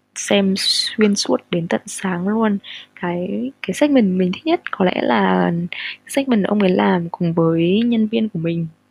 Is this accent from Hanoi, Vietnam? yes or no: yes; Hanoi, Vietnam; sinh ra và lớn lên ở Hà Nội